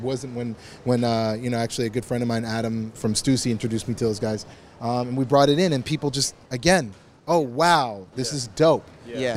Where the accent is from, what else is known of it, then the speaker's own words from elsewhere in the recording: Canada; moved away as an adult; also born or lived in New York, United States; now in Los Angeles, United States; I'm from Canada originally. My dad's from Barbados